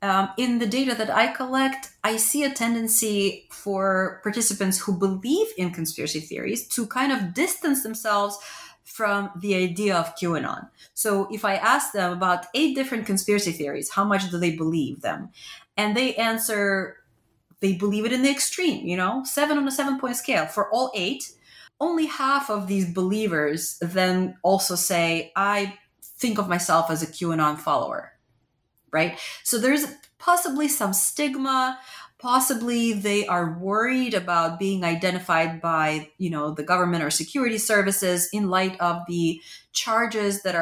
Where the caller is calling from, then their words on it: Pennsylvania, United States; Pennsylvania, a battleground state.